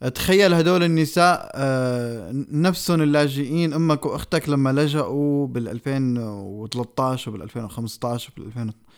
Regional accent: Syria; now in Norway; نحن كسوريين

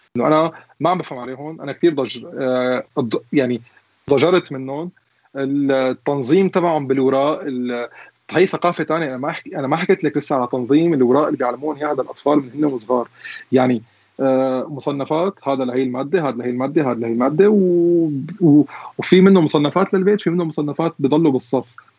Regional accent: Syria; moved away as an adult; now in Germany; عندنا بسوريا

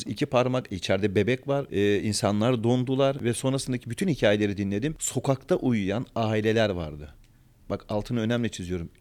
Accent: Antakya, Hatay, Turkey; also born or lived in Sivas; ben de Sivaslıyım aslen ama kendimi o kadar Antakyalı, o kadar Hataylı hissediyorum

